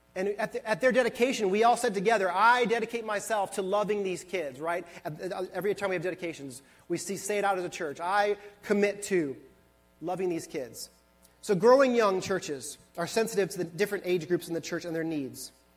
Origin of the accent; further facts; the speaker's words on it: Buffalo, New York, United States; moved away; I was born and raised in Buffalo, New York